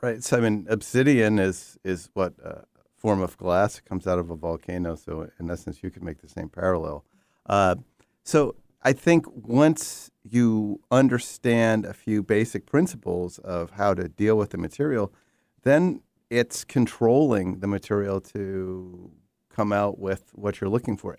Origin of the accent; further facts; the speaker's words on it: New York, United States; I grew up In New York, I spent tremendous amount of time in the Catskills